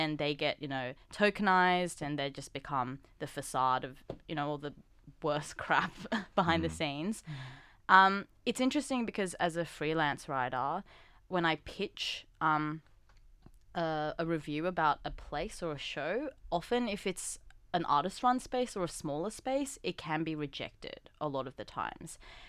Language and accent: English; Australia; for me, for example, being Korean Australian, not quite Korean, not quite Australian, so being that third category of Korean Australian.